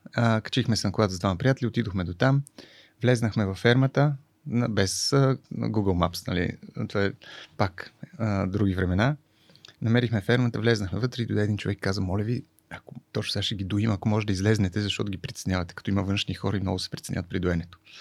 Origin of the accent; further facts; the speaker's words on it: Sofia, Sofia City, Bulgaria; moved away as an adult; also born or lived in France; Аз съм от София, от младост